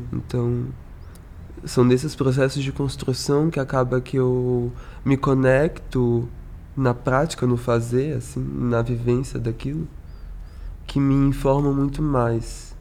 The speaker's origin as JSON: {"language": "Portuguese", "town": "São Gonçalo", "region": "Rio de Janeiro", "country": "Brazil", "said": "eu sou de São Gonçalo, que é no Rio de Janeiro, no estado do Rio de Janeiro, mas a gente é Papa Goiaba, a gente não é carioca"}